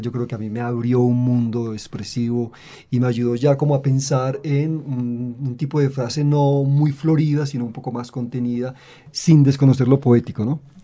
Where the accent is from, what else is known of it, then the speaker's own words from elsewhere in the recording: Medellín, Antioquia, Colombia; also born or lived in Santander; yo vengo de Medellín, de Santander, yo no soy caribeño